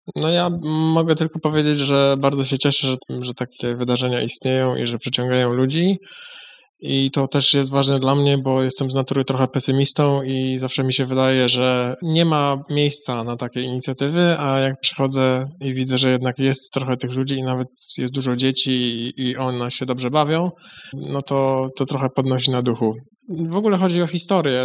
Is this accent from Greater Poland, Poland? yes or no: yes; Chodzież, Greater Poland, Poland; pochodzę z Chodzieży